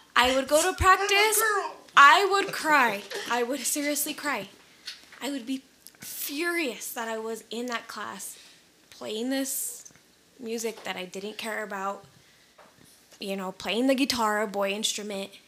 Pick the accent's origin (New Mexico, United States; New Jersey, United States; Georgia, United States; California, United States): New Mexico, United States; We're all born and raised in New Mexico